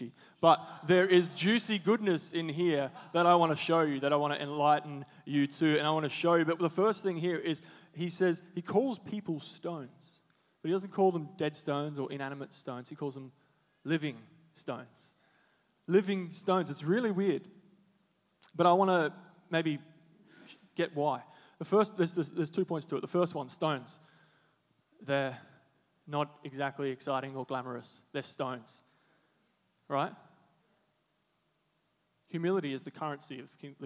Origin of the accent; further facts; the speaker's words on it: Darwin, Northern Territory, Australia; moved away as an adult; now in Sydney, Australia; I'm from Darwin. If you didn't know that, from the Northern Territory all the way up yonder.